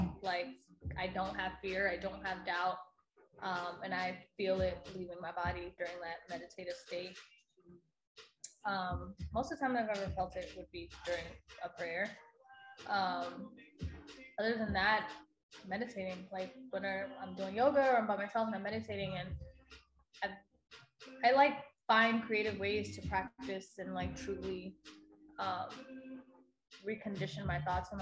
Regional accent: Washington, District of Columbia, United States; moved away; I was in my hometown in DC. So when I moved here

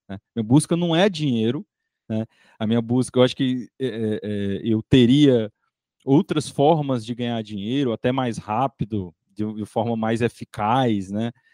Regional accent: Piripiri, Piauí, Brazil; eu sou lá do interior do Piauí, né? Minha cidade chama Piripiri

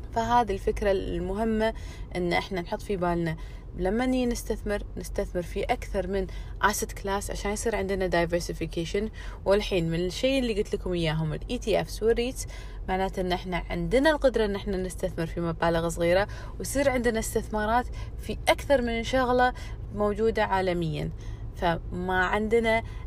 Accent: Kuwait; عندنا بالكويت او يعني بالخليج

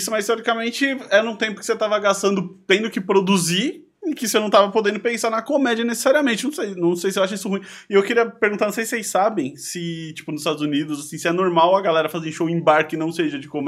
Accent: Sorocaba, São Paulo, Brazil; eu, eu sou de Sorocaba, né? Interior.

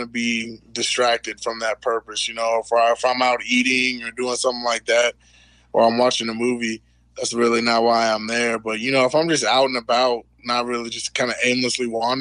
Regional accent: Houston, Texas, United States; moved away as an adult; now in Albuquerque, United States; I'm from Houston, so it's it's... Yeah, it's usually this hot and humid

